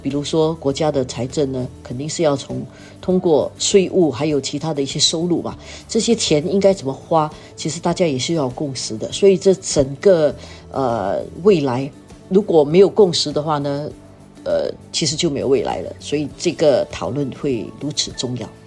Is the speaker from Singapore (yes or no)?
yes; Singapore; 我们新加坡人